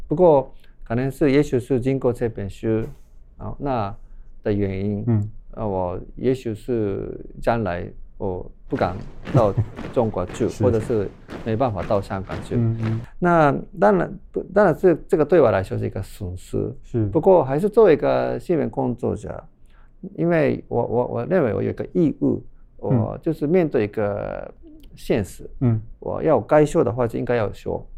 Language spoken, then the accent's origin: Chinese; Japan; Chinese is a second language; 这是也是我们日本人的事情。